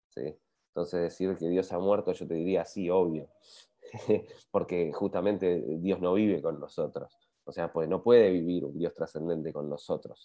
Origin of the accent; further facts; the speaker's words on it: Bariloche, Río Negro, Argentina; yo crecí en Bariloche